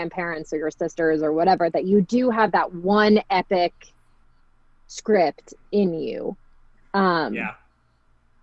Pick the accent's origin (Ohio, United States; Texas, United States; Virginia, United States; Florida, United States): Florida, United States; I'm from Florida